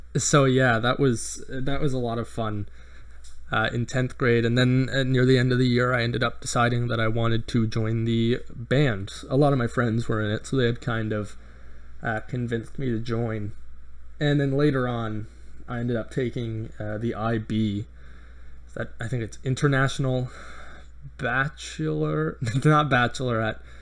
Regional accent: Canada; I'm I'm Canadian

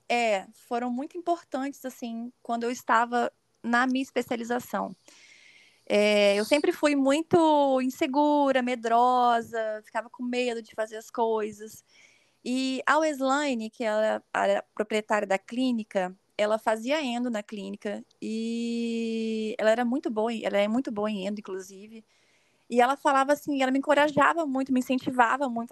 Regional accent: São Pedro da Aldeia, Rio de Janeiro, Brazil; moved away as an adult; also born or lived in Vitória, Espírito Santo; now in Vila Velha, Brazil; eu nasci em Vitória, no Espírito Santo. Eu moro atualmente em Vila Velha, também no Espírito Santo. Mas eu já morei é, durante a minha infância e minha adolescência em São Pedro da Aldeia, no Rio de Janeiro.

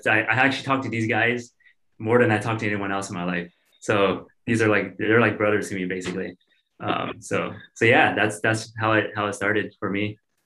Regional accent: California, United States; now in Portland, United States; I'm born and raised in California. I live in Oregon now, in Portland

